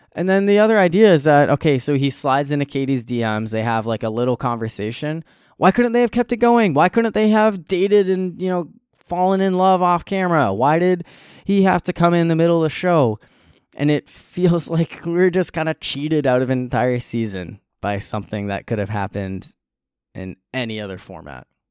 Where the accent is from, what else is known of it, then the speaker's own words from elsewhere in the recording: New Hampshire, United States; now in North Carolina, United States; I currently live in North Carolina, but I grew up in New Hampshire